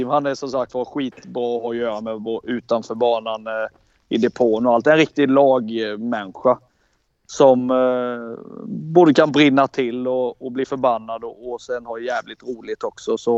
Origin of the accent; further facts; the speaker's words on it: Småland, Sweden; Alla vi var ju liksom från Småland allihop oftast.